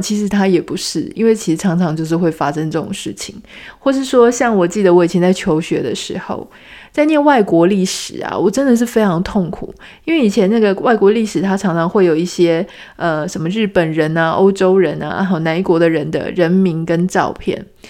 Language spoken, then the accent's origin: Chinese; Taiwan; 我们都是台湾人